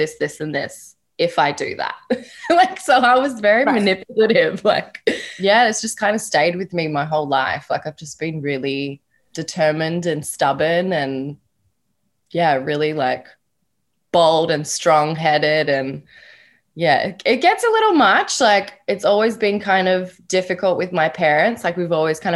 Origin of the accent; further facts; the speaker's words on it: Perth, Western Australia, Australia; moved away; I was born and raised in Perth, Australia